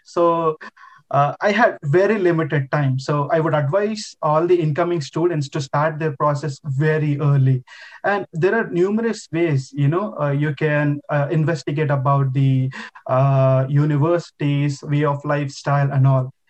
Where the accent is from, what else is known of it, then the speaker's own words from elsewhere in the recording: India; moved away as an adult; now in Quebec, Canada; I've done my bachelor's degree in my home country, India